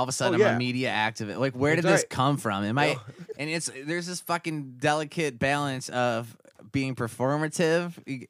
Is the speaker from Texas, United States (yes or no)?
no; Holland, Michigan, United States; also born or lived in West Olive, Michigan; So I grew up in Holland and West Olive, you know.